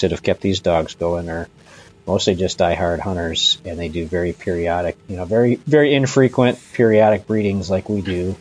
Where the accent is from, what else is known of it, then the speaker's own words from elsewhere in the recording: Cleveland, Ohio, United States; I grew up in Northeast Ohio, kind of suburban, kind of on this outer fringe of suburban Cleveland, Ohio